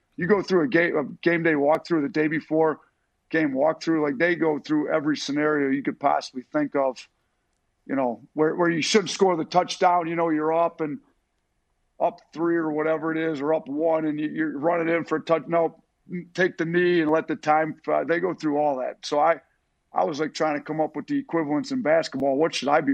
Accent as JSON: {"language": "English", "region": "Wisconsin", "country": "United States", "tie": "born or raised there", "moved": "yes", "said": "I grew up in Wisconsin"}